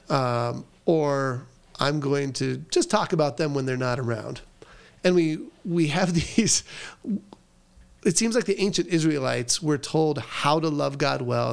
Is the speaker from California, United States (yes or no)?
yes; Southern California, United States; I grew up in Southern California